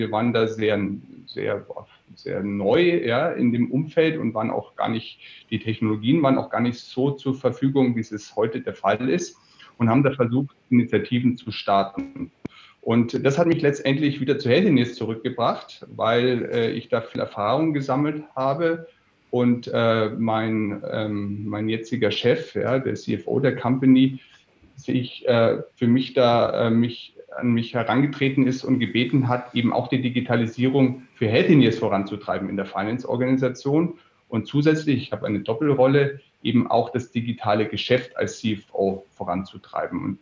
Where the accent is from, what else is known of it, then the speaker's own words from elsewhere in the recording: Erlangen, Bavaria, Germany; born there; Ich bin in Erlangen geboren und Erlangen ist, weiß nicht, ob das die Hörer kennen, Erlangen ist eine Medizinstadt.